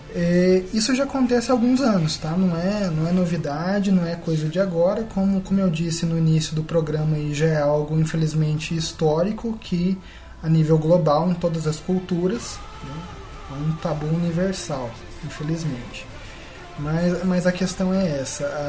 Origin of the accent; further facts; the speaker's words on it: Brazil; first language Portuguese; o nosso país é assim